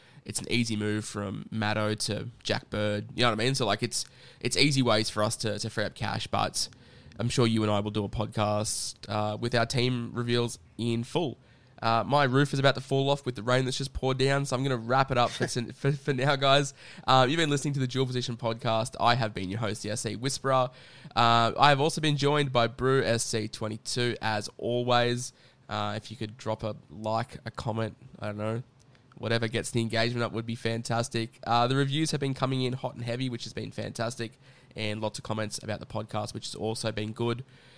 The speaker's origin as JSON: {"language": "English", "region": "Queensland", "country": "Australia", "said": "I mean, I'm a Queenslander, so I'll smash him for you."}